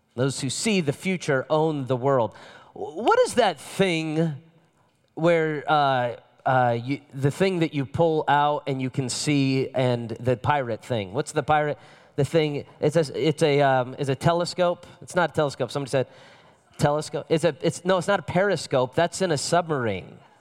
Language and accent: English; Las Vegas, Nevada, United States; My father is from Las Vegas. I'm from Las Vegas.